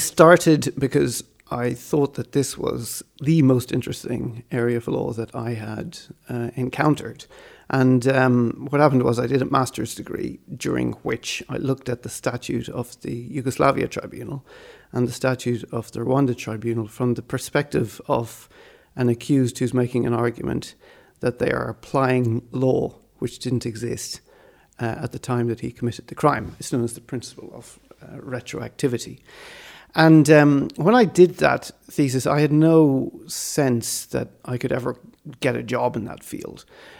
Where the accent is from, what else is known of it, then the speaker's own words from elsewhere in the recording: Malawi; also born or lived in Swaziland / Ireland; Well, I was born in Malawi and sort of did my primary education in Swaziland. And then we moved back to Malawi.